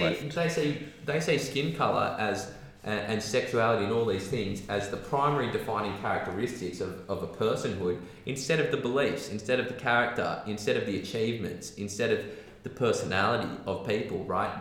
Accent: Australia; being an Australian

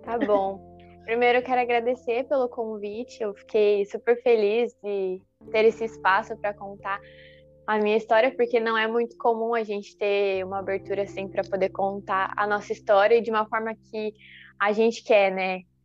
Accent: Curitiba, Paraná, Brazil; moved away as an adult; now in Criciúma, Brazil; eu sou de Curitiba uhum. e eu uhum. tô aqui em Criciúma um ano e meio.

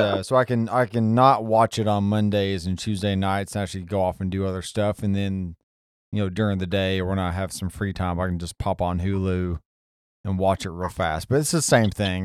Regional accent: the South, United States; also born or lived in Alabama / Tennessee; I've always lived in the South, except for like maybe the six month stretch where my brother was born, and like uh, Missouri

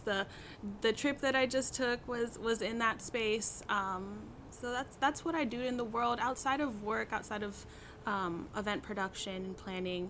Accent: Oakland, California, United States; also born or lived in San Francisco, California; I grew up here in the Bay Area. I grew up in Oakland, California. I was born in Oakland, California

